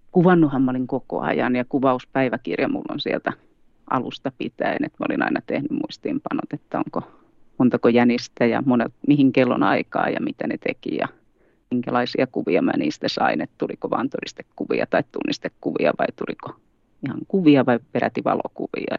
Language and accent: Finnish; Tampere, Pirkanmaa, Finland; moved away as an adult; also born or lived in Helsinki metropolitan area; now in Sodankylä, Finland; Etelä-Suomesta kotoisin, eli Tampereella syntynyt ja kasvanut